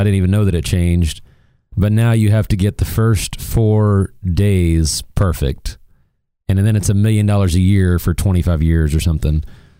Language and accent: English; Missouri, United States; now in Dallas, United States; I was born in Missouri, and Missouri is no good in basketball anymore. And we don't have a big Division I college here in Dallas